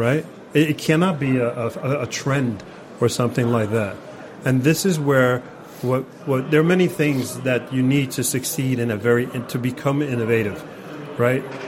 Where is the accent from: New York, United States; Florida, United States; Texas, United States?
New York, United States; New York City; now in Norway; I'm from New York City